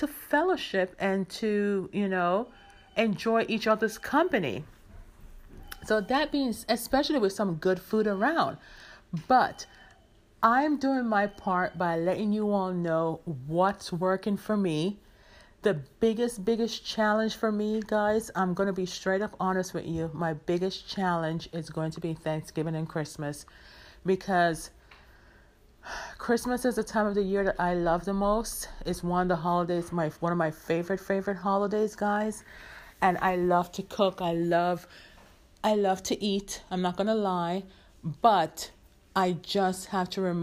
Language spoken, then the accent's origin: English; Jamaica; as a Jamaican